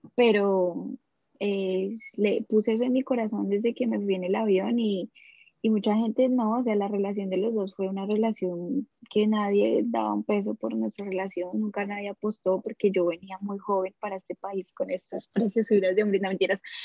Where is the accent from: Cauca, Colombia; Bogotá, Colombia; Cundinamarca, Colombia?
Cundinamarca, Colombia; Soacha; moved away as an adult; also born or lived in Bogotá, Colombia; now in Australia; yo nací allá en Bogotá, en Colombia, en una familia súper humilde. Yo viví toda mi vida en Soacha.